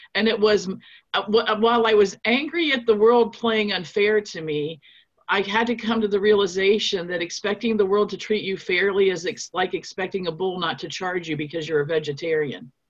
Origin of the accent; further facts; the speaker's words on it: Nuremberg, Bavaria, Germany; now in United States; I'm actually from Nuremberg, Germany. So you know, we Germans we have a strong work ethic